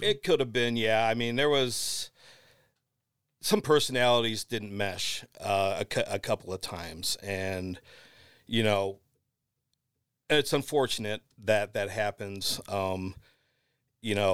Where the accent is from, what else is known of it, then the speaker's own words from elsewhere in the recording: Lorain, Ohio, United States; the Morning Journal, which is my hometown paper